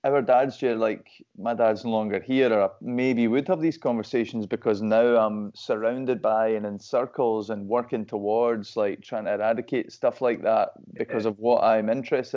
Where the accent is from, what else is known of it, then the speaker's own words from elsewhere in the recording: Perth, Scotland, United Kingdom; moved away as an adult; now in Glasgow, United Kingdom; I'm from Perth, obviously it's a city, but it's a small place